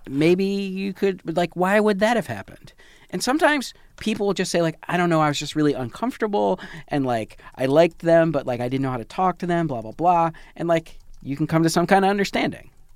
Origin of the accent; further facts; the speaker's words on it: Michigan, United States; moved away; also born or lived in New York City; I did grow up in Michigan